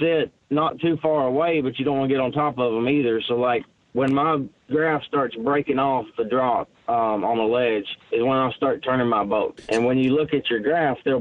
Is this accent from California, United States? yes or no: no; Lake Chickamauga, Tennessee, United States; I grew up on Lake Chickamauga. That's my home lake